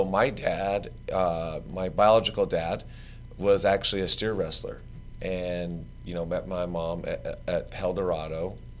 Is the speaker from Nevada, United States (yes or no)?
yes; Las Vegas, Nevada, United States; we grew up here in Vegas.